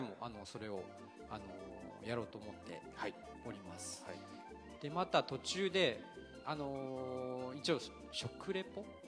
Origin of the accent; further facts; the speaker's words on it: Okayama, Japan; moved away as an adult; also born or lived in Utsunomiya, Tochigi; now in Mashiko, Japan; 僕もねさっき言った岡山県出身